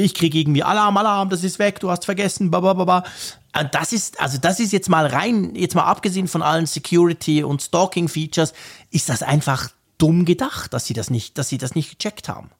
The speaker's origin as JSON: {"language": "German", "country": "Switzerland", "said": "Bei uns in der Schweiz"}